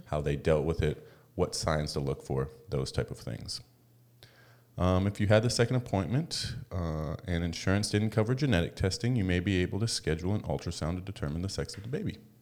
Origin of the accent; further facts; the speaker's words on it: United States; moved away; also born or lived in Vancouver; we're American